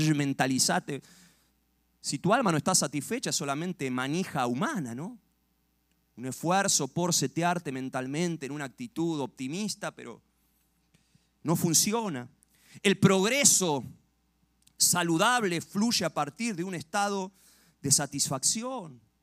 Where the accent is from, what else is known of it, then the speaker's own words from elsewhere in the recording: Argentina; allá en Argentina